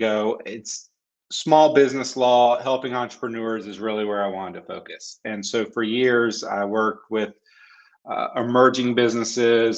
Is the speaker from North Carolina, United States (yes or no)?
yes; North Carolina, United States; I was born in North Carolina, born and raised, so I'm a Tar Heel fan